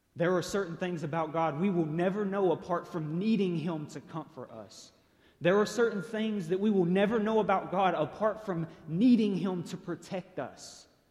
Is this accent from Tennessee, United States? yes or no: yes; Chattanooga, Tennessee, United States; I was born and raised here in Chattanooga